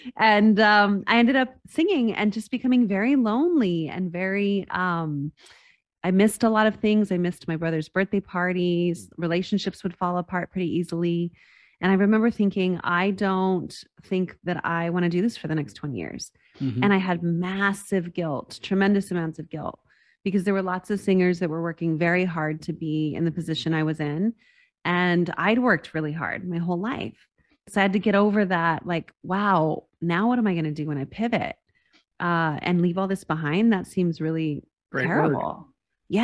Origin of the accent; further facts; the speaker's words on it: Las Cruces, New Mexico, United States; I grew up in Las Cruces, New Mexico, which is a very small town, a border town near El Paso, Texas.